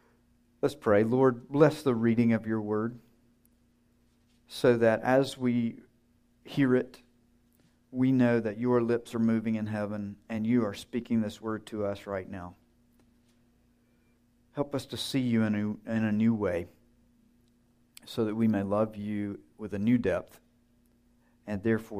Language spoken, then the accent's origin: English; Georgia, United States; I grew up in North Georgia, small town.